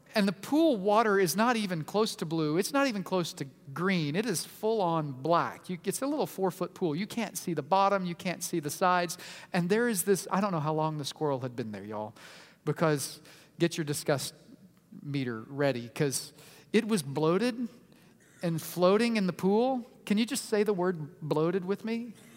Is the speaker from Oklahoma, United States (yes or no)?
yes; Oklahoma City, Oklahoma, United States; I was born in Oklahoma City, in the state of Oklahoma, in the nation of the United States